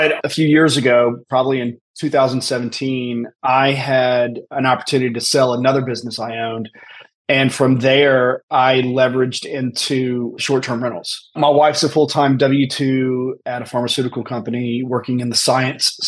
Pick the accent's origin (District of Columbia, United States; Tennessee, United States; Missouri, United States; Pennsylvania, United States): Tennessee, United States; also born or lived in Birmingham, Alabama / Washington, D.C.; I grew up here in Tennessee